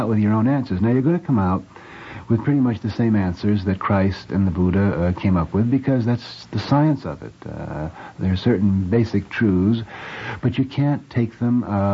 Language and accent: English; United States; I'm simply an American of Irish descent